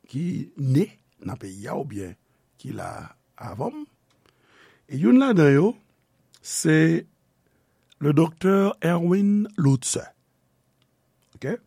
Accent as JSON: {"language": "Haitian Creole", "country": "Haiti", "tie": "born or raised there", "said": "peyi de nesans mwen, peyi nou, Haiti."}